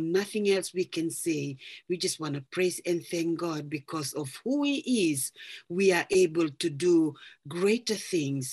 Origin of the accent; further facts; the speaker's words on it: Fiji; moved away as an adult; now in New Plymouth, New Zealand; I'm originally from Fiji and I've moved over here to New Zealand back in 2005 with my family.